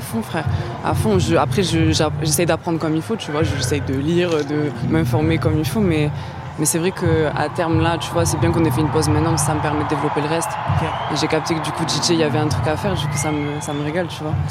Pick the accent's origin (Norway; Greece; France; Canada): France; Lambesc, Provence-Alpes-Côte d'Azur; also born or lived in Toulouse / Marseille; J'ai grandi à côté à Lambesque